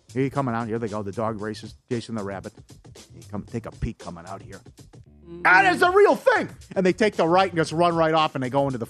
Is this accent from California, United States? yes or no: no; Wisconsin, United States; I'm from there reluctantly